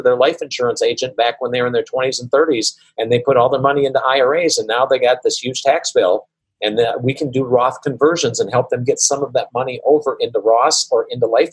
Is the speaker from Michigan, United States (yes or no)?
no; Wisconsin, United States; I come from Wisconsin, where there's a lot of mosquitoes